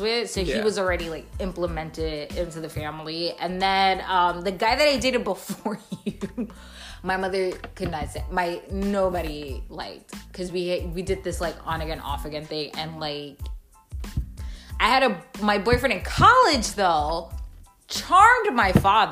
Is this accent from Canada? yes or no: no; New York, United States; moved away; I'm from New York